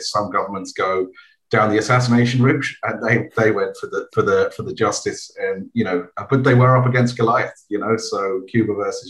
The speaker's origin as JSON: {"language": "English", "region": "England", "country": "United Kingdom", "said": "I'm English"}